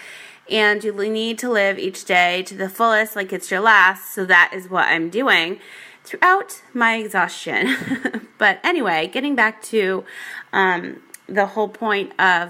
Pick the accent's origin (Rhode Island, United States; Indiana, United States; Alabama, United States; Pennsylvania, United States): Rhode Island, United States; also born or lived in Las Vegas, Nevada; now in San Diego, United States; I grew up in Rhode Island.